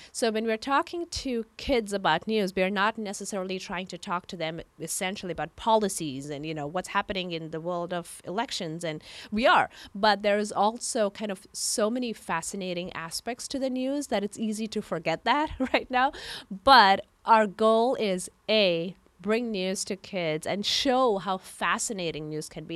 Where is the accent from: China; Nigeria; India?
India; moved away as an adult; now in San Francisco, United States; I come from India. I grew up in India